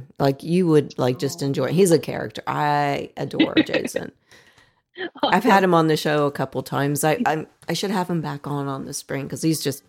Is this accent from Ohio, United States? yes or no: yes; Dayton, Ohio, United States; I grew up in Dayton.